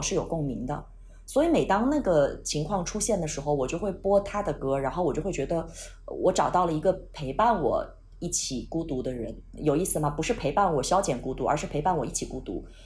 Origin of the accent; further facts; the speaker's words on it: Xinjiang, China; also born or lived in Nanjing / Beijing / Shanghai / Guangzhou; now in Xiamen, China; 我是一个四十岁的中年少女，嗯，我是出生在新疆，啊，然后呢在南京生活了十年，北京、上海、广州加起来生活了十年